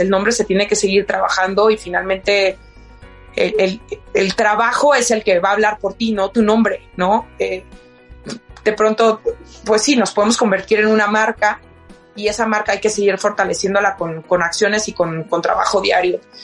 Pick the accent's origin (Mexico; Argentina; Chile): Mexico; La Piedad, Michoacán; Yo soy de La Piedad, Michoacán, y trabajaba